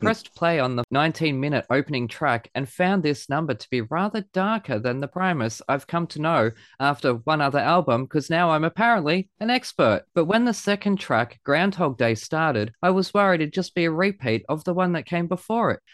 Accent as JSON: {"language": "English", "country": "Australia", "accent": "Aussie", "said": "I hear the Aussie accent when it's recorded"}